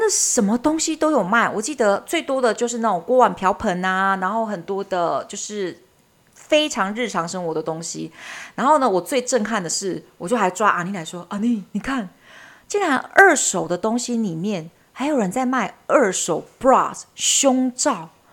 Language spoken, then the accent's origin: Chinese; Taiwan; 很像我们台湾人要拍鬼片的基本色调